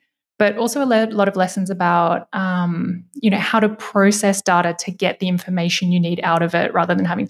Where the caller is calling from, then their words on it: Berlin, Germany; I am coming from Berlin today.